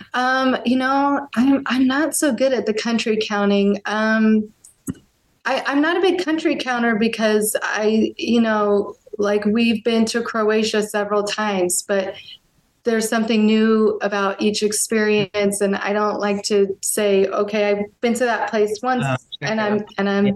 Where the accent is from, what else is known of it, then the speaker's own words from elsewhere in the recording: near Seattle, Washington, United States; moved away as an adult; now in Germany; I grew up near Seattle